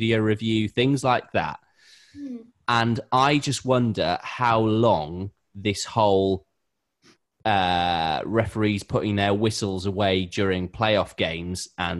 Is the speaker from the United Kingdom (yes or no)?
yes; United Kingdom; as a British fan